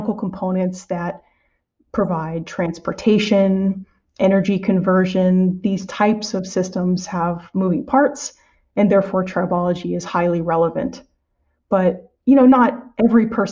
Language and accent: English; San Diego, California, United States; moved away as an adult; also born or lived in Evanston, Illinois / West Lafayette, Indiana; now in Merced, United States; I'm originally from California, from San Diego particularly